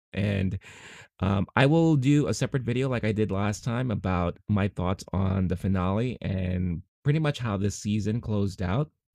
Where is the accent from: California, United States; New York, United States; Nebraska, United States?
New York, United States; New York City; I grew up in Queens. I still live in Queens